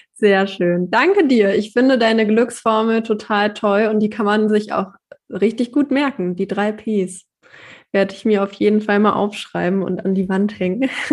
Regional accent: Hanover, Lower Saxony, Germany; ich bin sehr zufrieden in meiner Heimat und ich bin hier auch groß geworden

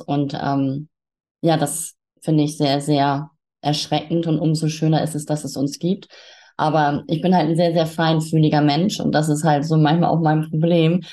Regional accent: Hamburg, Germany; moved away as an adult; now in Quickborn, Germany; ich bin auch gebürtige Hamburgerin

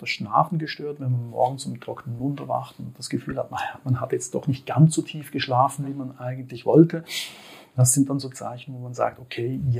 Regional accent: Switzerland; wie man wahrscheinlich auch meinem äh, {S1} Slang anhört, {S2} ich komme aus der Schweiz.

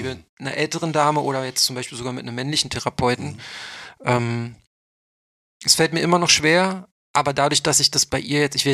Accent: Berlin, Germany; ich komme ja nur aus Neukölln. Ich habe ja nicht studiert. Ich habe ja nur mein Fachabi auf dem OSZ nachgemacht

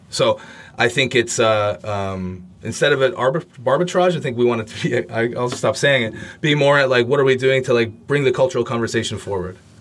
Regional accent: Canada; I'm from Canada

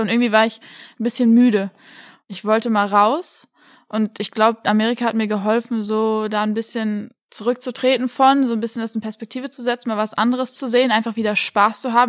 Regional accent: Oppenheim, Rhineland-Palatinate, Germany; moved away as an adult; also born or lived in Kiel; now in Frankfurt, Germany; ich bin in Oppenheim aufgewachsen

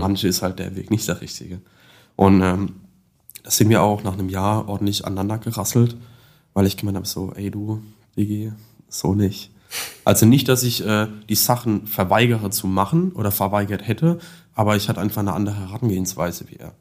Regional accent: Landau, Rhineland-Palatinate, Germany; accent: Palatine; moved away as an adult; also born or lived in Karlsruhe; now in Remscheid, Germany; komme gebürtig aus Landau in der Pfalz, Südpfalz, hört man safe auch im Dialekt bei mir

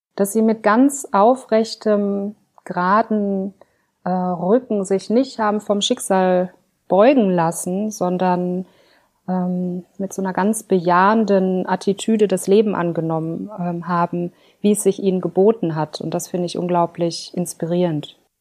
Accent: Ruhr area, North Rhine-Westphalia, Germany; Aufgewachsen bin ich im Ruhrgebiet

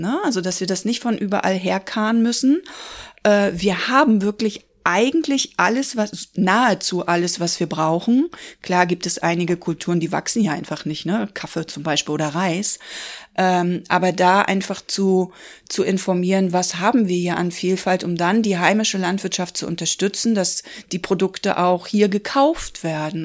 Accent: Rostock, Mecklenburg-Vorpommern, Germany; also born or lived in Hamburg; now in Schwerin, Germany; Ich bin gebürtig aus Rostock, habe aber zwischendurch in Hamburg gelebt und lebe jetzt seit ungefähr zehn Jahren in Schwerin

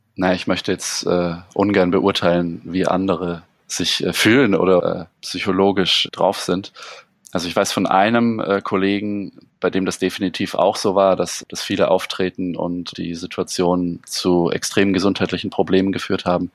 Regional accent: Allgäu, Bavaria, Germany; moved away as an adult; now in Munich, Germany; Ich bin ja auch im, im Allgäu geboren und lebe jetzt seit 13 Jahren mit, mit kleinen Unterbrechungen in München

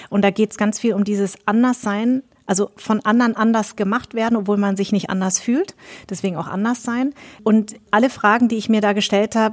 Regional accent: Darmstadt, Hesse, Germany; born there; Ich bin hier geboren. Ich bin in Darmstadt geboren.

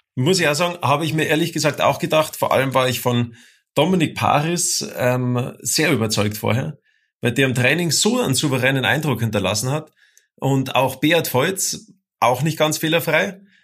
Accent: Bavaria, Germany; Der Bernd und ich, wir kommen ja aus Bayern

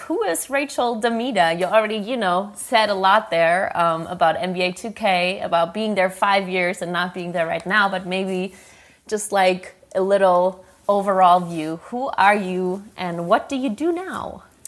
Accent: Germany; English is a second language; I am from Germany

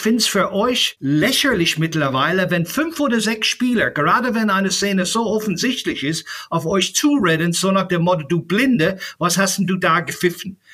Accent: Ireland; moved away; Ich bin in Irland aufgewachsen

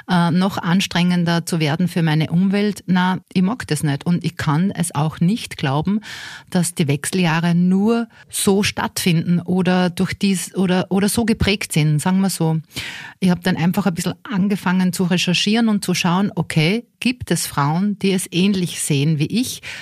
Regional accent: Linz, Upper Austria, Austria; Ich komme aus Linz in Oberösterreich und starte mit 2023 nicht nur das Projekt Meno Mio, sondern auch beruflich noch einmal neu durch.

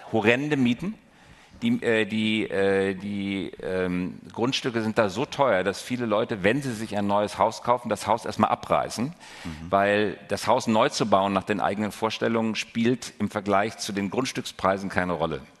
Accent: North Rhine-Westphalia, Germany; ich darf das sagen, ich komme aus dem Ruhrgebiet

